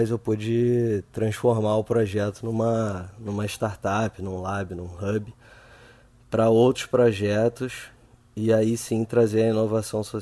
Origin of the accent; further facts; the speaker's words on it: Santarém, Pará, Brazil; born there; É Santarém, né? Foi onde eu nasci, meu pai, todo mundo.